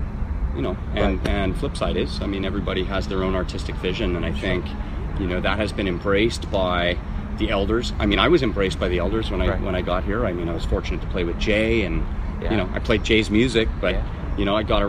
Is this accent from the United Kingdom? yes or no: no; Canada; now in Kansas City, United States; I am a Canadian citizen, and I can go home.